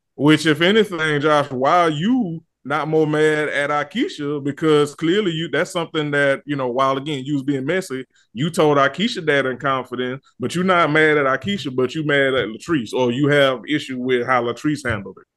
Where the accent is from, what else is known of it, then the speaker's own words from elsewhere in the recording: the South, United States; I'm from the South in the country